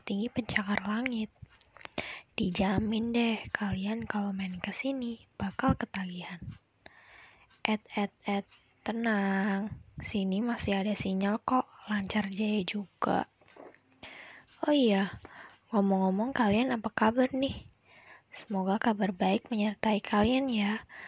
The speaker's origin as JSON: {"language": "Indonesian", "town": "Batang", "region": "Central Java", "country": "Indonesia", "said": "asalku dari Batang, Jawa Tengah"}